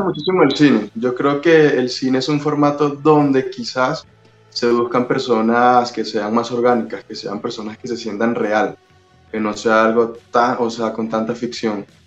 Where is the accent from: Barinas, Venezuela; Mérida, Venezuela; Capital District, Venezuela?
Capital District, Venezuela; Caracas; accent: Venezuelan; now in Mexico; Yo soy de Venezuela, soy de Caracas